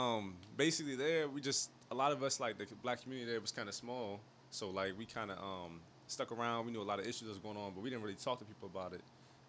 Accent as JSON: {"language": "English", "town": "Highland", "country": "United States", "said": "I'm not from Baltimore like y'all, but I'm from Highland."}